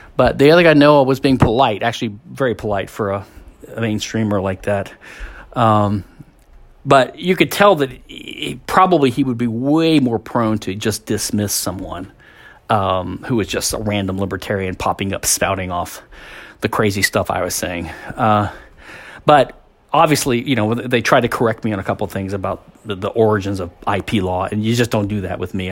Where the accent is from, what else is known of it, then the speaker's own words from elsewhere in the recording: Louisiana, United States; I'm a hick from Louisiana.